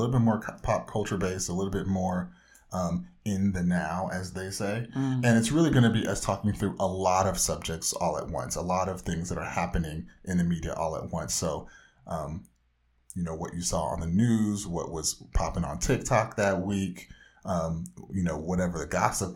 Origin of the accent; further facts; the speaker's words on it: Orange County, Southern California, United States; from the whitest part of Southern California